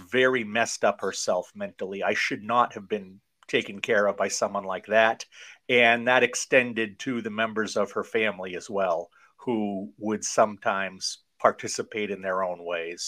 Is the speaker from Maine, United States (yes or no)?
yes; Maine, United States; also born or lived in Tokyo, Japan; I am from Maine, born here and raised here